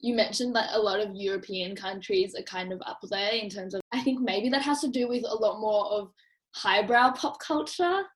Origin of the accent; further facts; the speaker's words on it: Australia; as an Australian